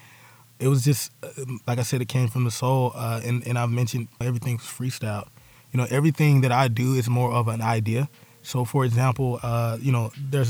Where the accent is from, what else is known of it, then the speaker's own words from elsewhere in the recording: Charlotte, North Carolina, United States; I'm from Bates Ford, and we grew up on that street. That street is called St. Luke